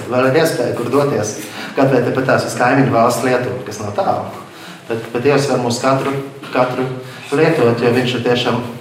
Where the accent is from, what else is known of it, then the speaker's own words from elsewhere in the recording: Latvia; Es no Latvijas esmu aizbraucis